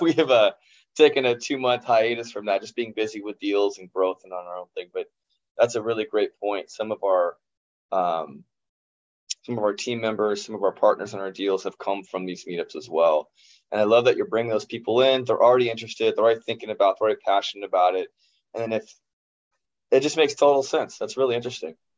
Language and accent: English; Kansas, United States; Growing up in Kansas